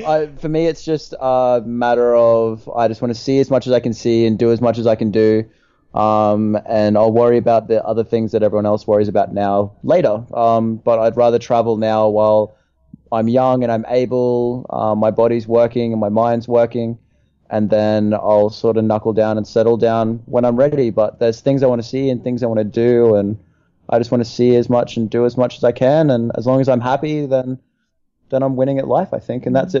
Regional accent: Australia; moved away

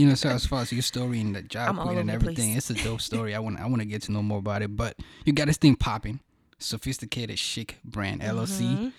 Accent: Cameroon; I'm from Cameroon.

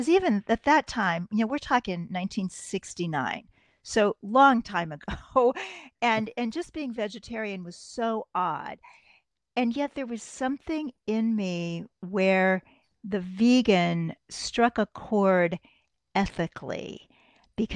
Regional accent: Kansas City, Missouri, United States; now in New York City, United States; Kansas City, Missouri, the heart of America

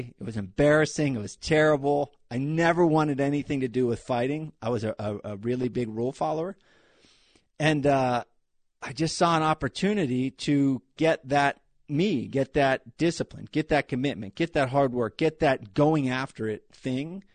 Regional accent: Hollidaysburg, Pennsylvania, United States; moved away as an adult; also born or lived in New Jersey / New York; I grew up in Hollidaysburg, Pennsylvania. It's between Philadelphia and Pittsburgh.

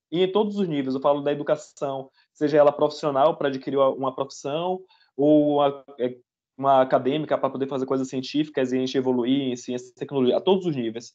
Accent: Salvador, Bahia, Brazil; moved away as an adult; now in Canada; sou de Salvador, para começar, sou de Salvador, Bahia. E tem um ano que eu tô morando aqui no Canadá

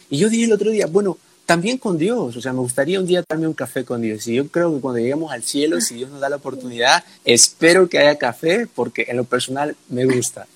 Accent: El Salvador; soy del Salvador

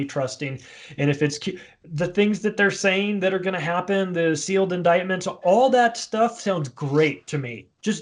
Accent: United States; I say this as an American.

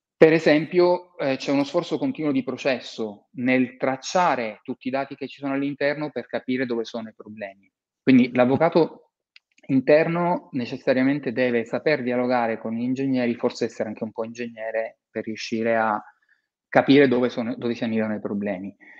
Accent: Palermo, Sicily, Italy; io sono palermitano e ho, mi sono laureato nel 93, quindi un anno dopo le stragi, Mm. Eh, mm. Ho vissuto quel periodo a Palermo

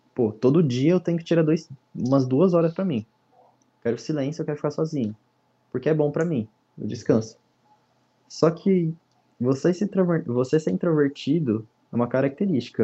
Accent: São Maria do Campo, São Paulo, Brazil; sou aqui de São Maria do Campo, em São Paulo

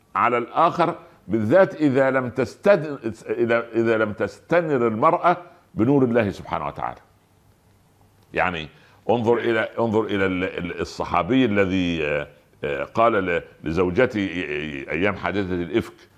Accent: Egypt; عندنا في مصر

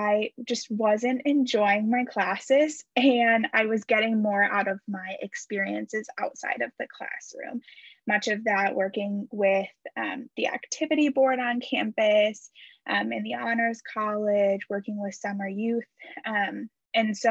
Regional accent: Muskegon, Michigan, United States; moved away as an adult; also born or lived in Houghton, Michigan; now in La Crosse, United States; I'm originally from Muskegon, Michigan, and now I am in LaCrosse, Wisconsin

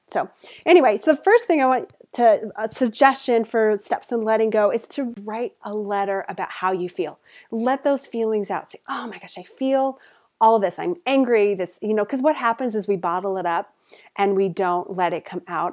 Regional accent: Denver, Colorado, United States; moved away as an adult; also born or lived in Portland, Oregon; I moved to Portland from Denver, moved to Portland, Oregon

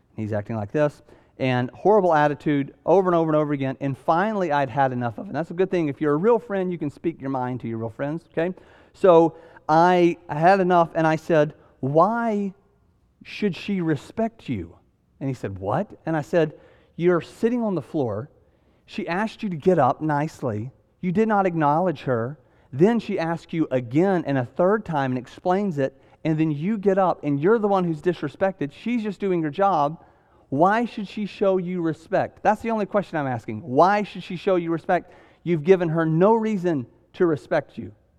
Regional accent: the South, United States; I'm from the South

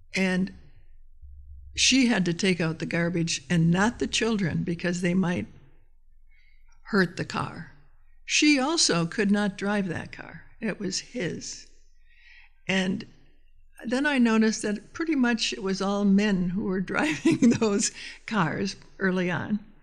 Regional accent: Austin, Minnesota, United States; now in Portland, United States; my hometown of Austin, Minnesota

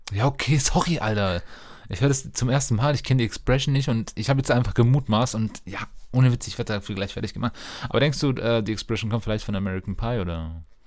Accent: Germany; als Deutsche

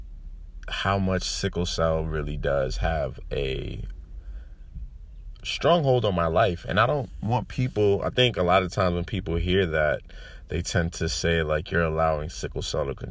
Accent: United States; I'm Nigerian. You know, I grew up in America.

